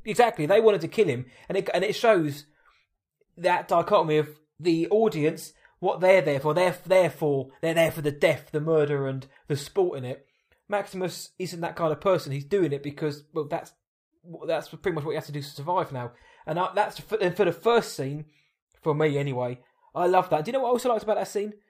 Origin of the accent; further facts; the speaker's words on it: Woking, South East England, United Kingdom; I'm from Woking